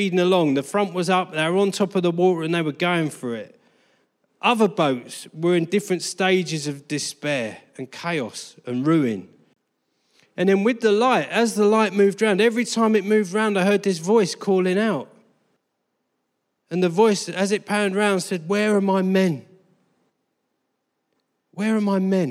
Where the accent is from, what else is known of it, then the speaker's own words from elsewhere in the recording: Harlow, East of England, United Kingdom; also born or lived in Colchester, Essex / Brazil; I was born in Harlow.